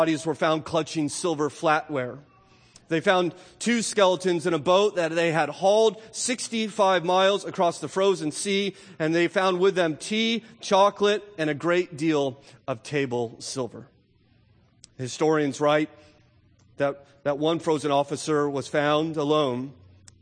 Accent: United States; we in particular as affluent American Christians

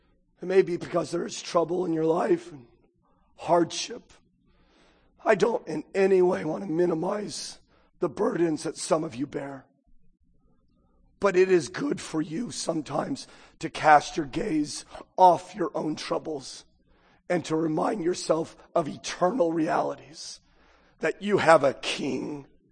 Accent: United States; I'm an American

